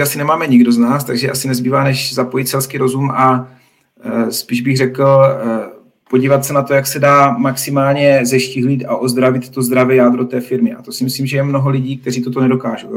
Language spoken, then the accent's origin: Czech; Czechia; jako Češi